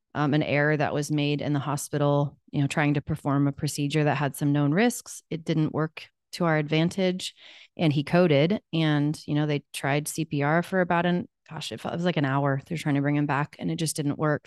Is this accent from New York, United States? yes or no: no; Wichita, Kansas, United States; I'm from Wichita, Kansas. I'm still here. I never left